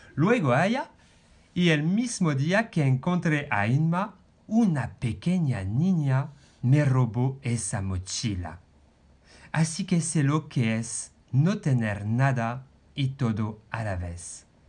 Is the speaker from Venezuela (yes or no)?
no; France; Spanish is a second language; moved away as an adult; now in Spain; un hombre francés de 45 años.